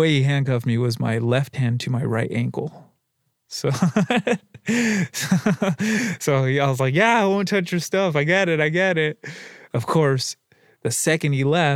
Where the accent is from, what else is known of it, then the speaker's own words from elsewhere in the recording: La Puente, California, United States; I grew up in La Puente, California, off of Zenith and Gemini